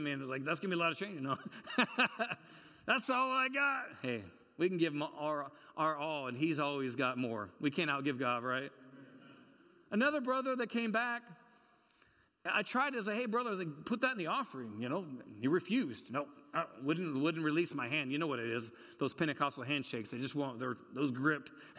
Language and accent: English; California, United States; You met so-and-so, and I'm from California.